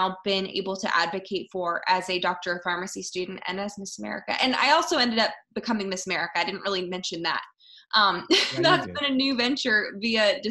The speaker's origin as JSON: {"language": "English", "area": "outside of Philadelphia", "region": "Pennsylvania", "country": "United States", "tie": "born or raised there", "said": "I grew up outside of Philadelphia"}